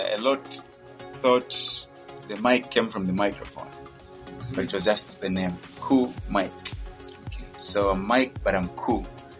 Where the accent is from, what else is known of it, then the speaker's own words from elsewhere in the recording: Lusaka, Lusaka Province, Zambia; English is a second language; also born or lived in Kitwe / Luapula; okay, I was born in Kitwe. I was in 1992 and stayed in Lusaka when I was a little bit young, and then also partly stayed in Wapula and came back to Lusaka in 2002.